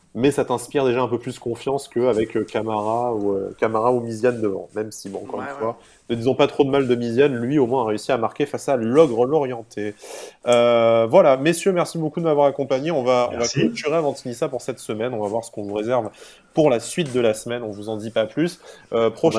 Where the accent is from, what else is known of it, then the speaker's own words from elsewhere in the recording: Nice, Provence-Alpes-Côte d'Azur, France; nous sommes niçois et supporters de l'OGC Nice